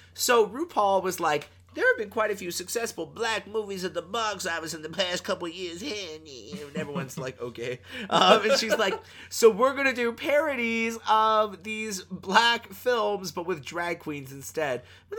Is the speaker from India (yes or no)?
no; Canada; Which was like, I appreciate as a Canadian outfit.